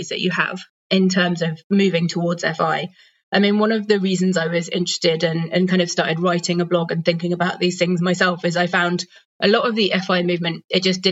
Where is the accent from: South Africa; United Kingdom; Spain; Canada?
United Kingdom; moved away as an adult; also born or lived in Democratic Republic of the Congo / Sudan; now in Denmark; I'm British originally. I'm currently living in Denmark